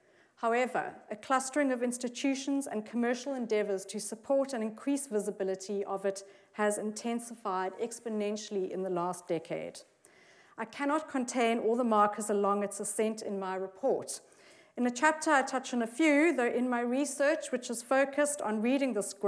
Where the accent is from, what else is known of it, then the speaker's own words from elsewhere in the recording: Johannesburg, Gauteng, South Africa; moved away as an adult; now in Cape Town, South Africa; Researcher based in Cape Town. I originally am from Johannesburg